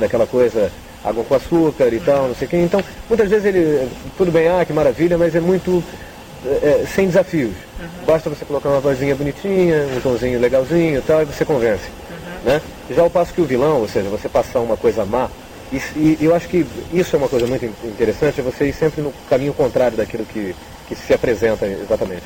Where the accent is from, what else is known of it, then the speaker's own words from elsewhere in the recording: São Paulo, Brazil; eu morava em São Paulo nessa época, eu sou de São Paulo